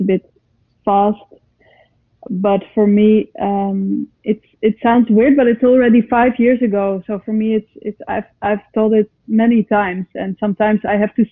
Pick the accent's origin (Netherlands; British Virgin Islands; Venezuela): Netherlands; Amsterdam, North Holland; English is a second language; I come from Holland. I come from Amsterdam